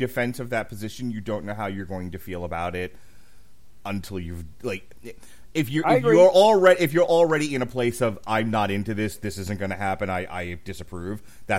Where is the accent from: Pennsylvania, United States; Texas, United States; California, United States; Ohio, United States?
Ohio, United States; that seems like a fun thing I never thought I would do growing up in Ohio.